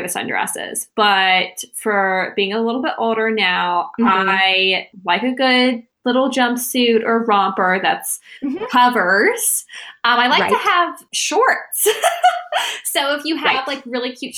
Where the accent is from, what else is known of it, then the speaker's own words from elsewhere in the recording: the South, United States; my experience of growing up in the South is different from other people's experience